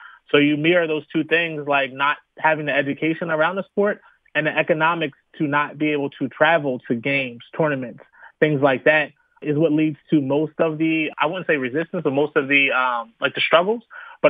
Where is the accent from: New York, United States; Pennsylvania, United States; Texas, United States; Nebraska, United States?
Pennsylvania, United States; Philadelphia; as the pastor mentioned. Born and raised in Philadelphia. Attended high school at St. Joseph's Prep. Attended college at St. Joseph's University.